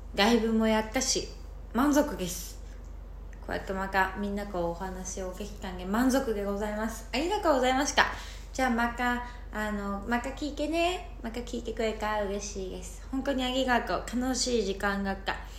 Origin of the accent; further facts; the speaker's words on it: Sapporo, Hokkaido, Japan; moved away as an adult; now in Miyakojima, Japan; 私もともと北海道出身なんですけどで心理カウンセラーを今仕事ではやってる